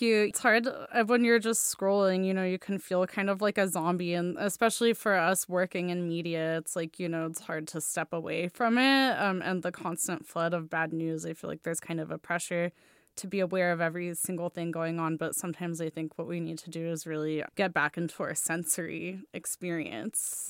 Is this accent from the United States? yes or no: no; Russia; moved away; growing up in Russia